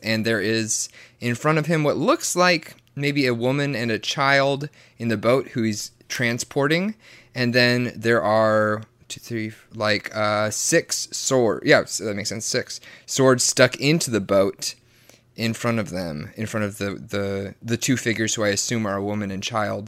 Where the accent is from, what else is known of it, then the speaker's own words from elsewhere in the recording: the Bible Belt, Southern United States, United States; I was raised in the Bible Belt, extremely Southern Baptist